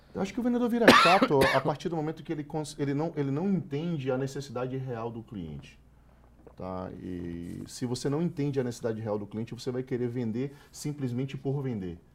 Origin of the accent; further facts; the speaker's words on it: Salvador, Bahia, Brazil; moved away; eu sou nordestino, eu nasci na favela.